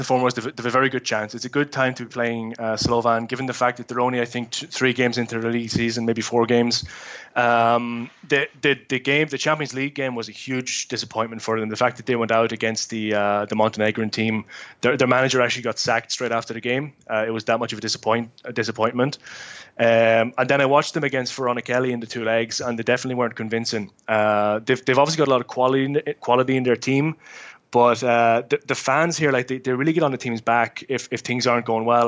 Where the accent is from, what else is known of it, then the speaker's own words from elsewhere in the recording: Dundalk, County Louth, Ireland; moved away; I'm obviously born and bred in Dundalk.